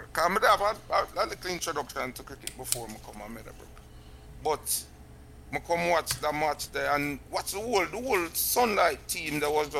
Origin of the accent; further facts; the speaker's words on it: Cooper's Hill, Jamaica; I come from Cooper's Hill.